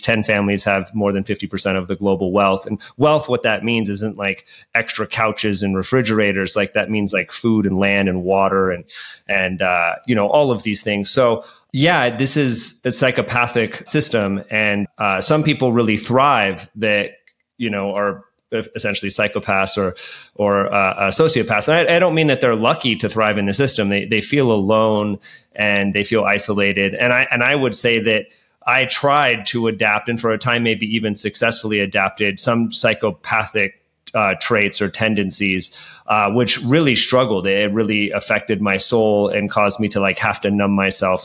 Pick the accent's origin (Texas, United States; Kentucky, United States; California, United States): California, United States; Hayward; also born or lived in Oakland, California; I grew up in the Bay Area of, of, of, Hayward and spent a lot of time in Oakland as well